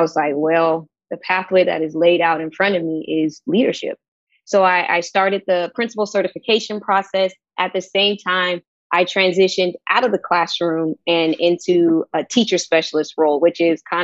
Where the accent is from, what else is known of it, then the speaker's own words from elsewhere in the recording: Sacramento, California, United States; moved away as an adult; also born or lived in Houston, Texas; now in Portland, United States; I moved there from Sacramento, California, where I'm born and raised